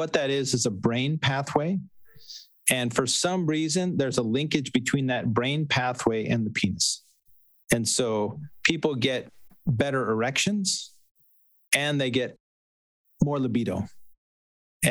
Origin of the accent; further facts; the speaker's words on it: New York, United States; I grew up in New York